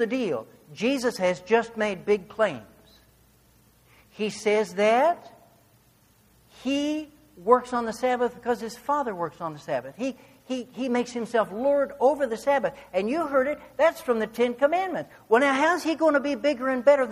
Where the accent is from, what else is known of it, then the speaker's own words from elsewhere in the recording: Arcadia, Kansas, United States; moved away; also born or lived in Chile; I grew up in Arcadia, Kansas.